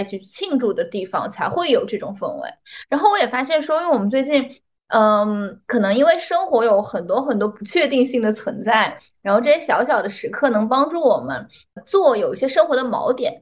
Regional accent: China; 对于我们中国人来讲

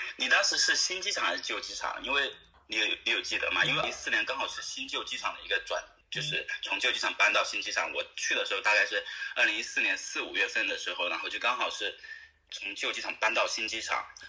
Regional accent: Chongqing, China; moved away as an adult; also born or lived in Qatar / Dubai / Sydney / Perth; now in Australia; 我本身是重庆人

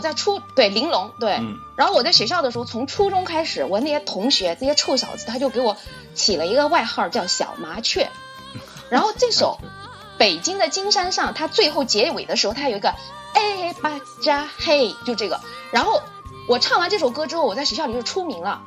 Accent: Suzhou, Jiangsu, China; 我是来自苏州的老姐姐

